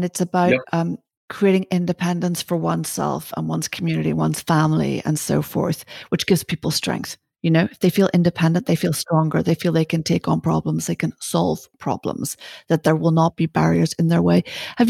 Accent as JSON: {"language": "English", "country": "Ireland", "said": "you know, I'm Irish."}